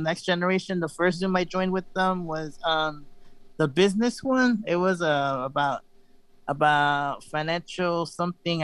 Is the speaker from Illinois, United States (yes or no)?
yes; Chicago, Illinois, United States; now in Houston, United States; I'm from Chicago